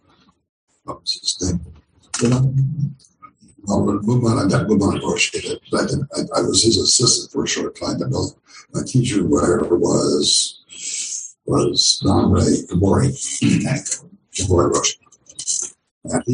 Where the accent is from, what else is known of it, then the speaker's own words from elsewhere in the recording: United States; also born or lived in Japan / California; being an American